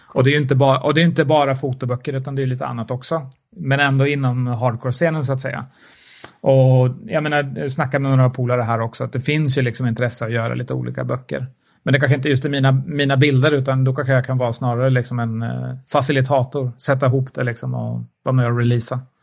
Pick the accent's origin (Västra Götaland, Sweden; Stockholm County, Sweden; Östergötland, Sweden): Östergötland, Sweden; Mjölby; Jag är från Mjölby, uppvuxen i Mjölby